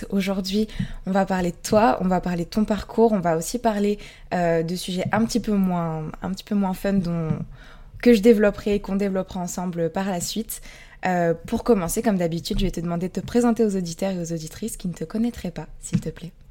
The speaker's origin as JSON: {"language": "French", "area": "near Verdun", "region": "Grand Est", "country": "France", "tie": "born or raised there", "also_born_or_lived": "Bordeaux", "moved": "as an adult", "said": "j'ai grandi dans le Grand Est, près de Verdun."}